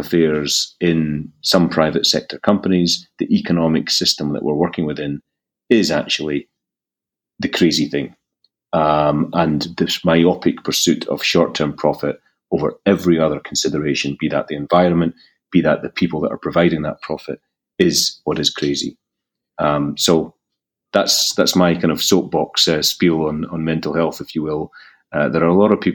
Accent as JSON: {"language": "English", "region": "Scotland", "country": "United Kingdom", "tie": "born or raised there", "accent": "Scottish", "moved": "yes", "said": "I'm actually from Scotland, and that's where the accent is. So I found myself back in my native country"}